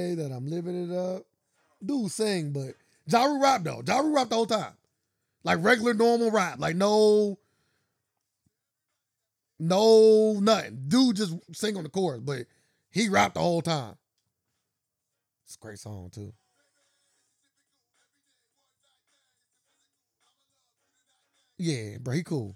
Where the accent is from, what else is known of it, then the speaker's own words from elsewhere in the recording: New York, United States; I'm from New York.